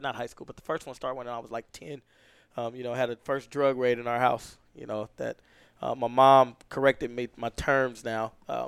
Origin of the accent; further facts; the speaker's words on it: California, United States; So, single parent home, you know, me and my brothers, my mom and my grandma, and my uncle, and I, all in one house.